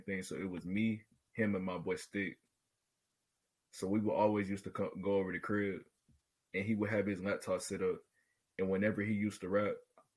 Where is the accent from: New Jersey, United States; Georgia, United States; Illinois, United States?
Georgia, United States; Atlanta; I'm 16. I'm from Atlanta, Georgia